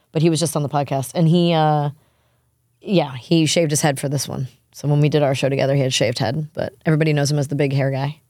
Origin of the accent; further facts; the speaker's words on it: New York, United States; now in Nashville, United States; me and my husband growing up in New York and him in Alabama